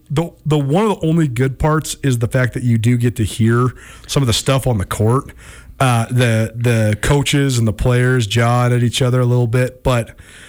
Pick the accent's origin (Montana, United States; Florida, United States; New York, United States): Montana, United States; Missoula; God, I love Missoula, Montana. It's my hometown. I grew up here.